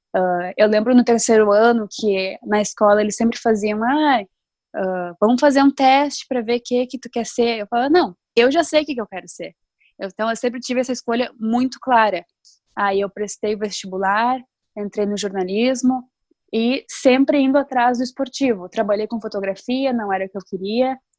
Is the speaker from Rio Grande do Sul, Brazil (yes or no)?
yes; Novo Hamburgo, Rio Grande do Sul, Brazil; eu sou de Novo Hamburgo